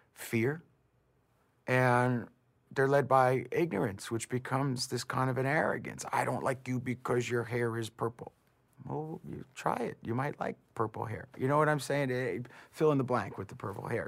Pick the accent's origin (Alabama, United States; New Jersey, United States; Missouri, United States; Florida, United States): New Jersey, United States; my hometown, it was very middle class, hardworking, ethnically diverse, middle class New Jersey